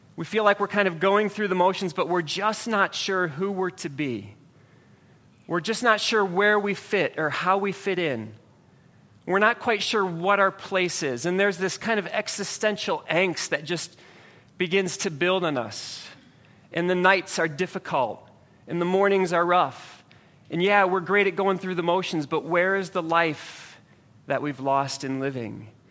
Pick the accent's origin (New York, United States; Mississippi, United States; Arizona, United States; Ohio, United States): Ohio, United States; moved away as an adult; now in New Jersey, United States; I'm from Ohio